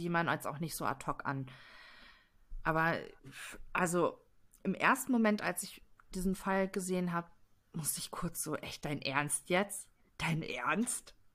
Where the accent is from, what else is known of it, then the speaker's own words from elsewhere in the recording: Detmold, North Rhine-Westphalia, Germany; In Detmold, das ist mein Heimatfall. Ich habe ganz ah. lange Zeit in Detmold gewohnt